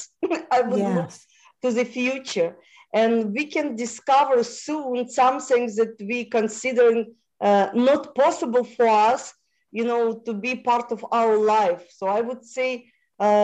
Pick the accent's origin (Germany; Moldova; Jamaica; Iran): Moldova; first language Russian; English is a second language; moved away; I was born in Moldova, which was part of Romania.